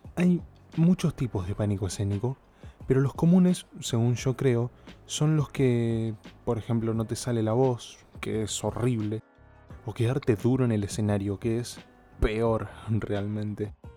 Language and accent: Spanish; Argentina; soy de Argentina